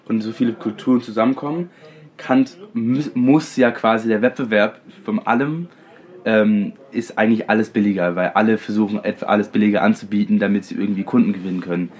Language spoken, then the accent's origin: German; London, United Kingdom; now in Germany; Ich bin in London aufgewachsen